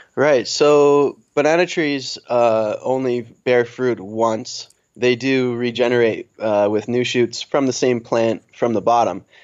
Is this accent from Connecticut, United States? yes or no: yes; Old Lyme, Connecticut, United States; moved away as an adult; also born or lived in Vermont / Marshall Islands; now in Kosrae, Micronesia; I'm originally from Old Lyme, Connecticut. Um, I grew up there